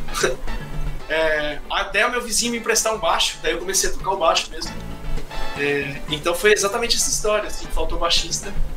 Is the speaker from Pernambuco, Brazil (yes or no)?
no; Indaiatuba, São Paulo, Brazil; moved away as an adult; Eu sou de Indaiatuba, na né, interior de São Paulo